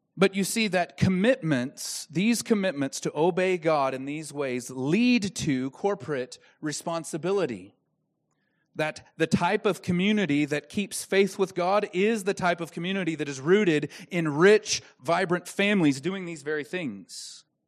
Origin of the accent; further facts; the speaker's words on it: Dallas Fort Worth area, Texas, United States; I'm from the Dallas Fort Worth area